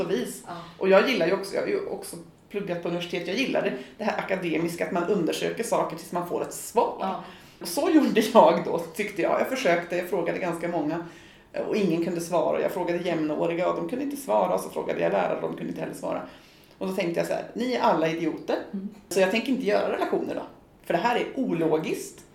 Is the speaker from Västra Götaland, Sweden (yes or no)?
no; Kramfors, Västernorrland County, Sweden; moved away; also born or lived in Växjö; Jag kommer ju från Kramfors i Ångermanland